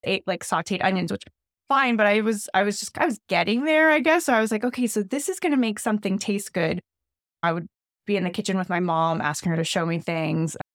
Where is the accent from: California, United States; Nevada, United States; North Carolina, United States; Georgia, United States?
California, United States; Pasadena; also born or lived in Monterey Park, California; I grew up in Pasadena, so all around Los Angeles.